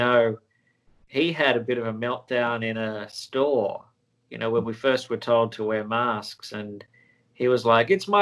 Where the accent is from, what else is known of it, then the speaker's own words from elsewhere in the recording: Sydney, New South Wales, Australia; moved away as an adult; now in Los Angeles, United States; I was born and raised in Sydney, Australia